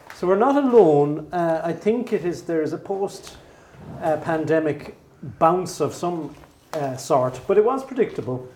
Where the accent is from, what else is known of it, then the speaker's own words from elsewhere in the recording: Mallow, County Cork, Ireland; not too far from my hometown, Mallow